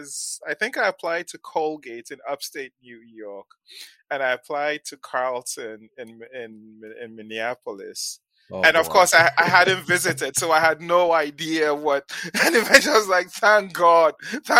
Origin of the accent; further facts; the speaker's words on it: Ghana; moved away as an adult; also born or lived in Nigeria / New London, United States; now in United States; I did my secondary school, the equivalent of high school in Ghana